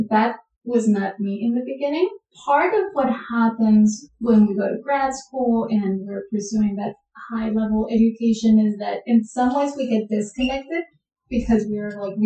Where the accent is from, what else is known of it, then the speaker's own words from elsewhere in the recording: Colombia; moved away as an adult; now in United States; I was born and raised in Colombia. And then I came to the United States to pursue my degree in my master's degree